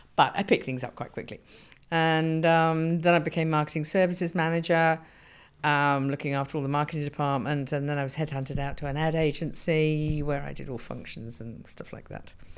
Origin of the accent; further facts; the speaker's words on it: Surrey, South East England, United Kingdom; moved away as an adult; also born or lived in Bedford / North London / South London; now in Australia; And then I was brought up in Surrey in England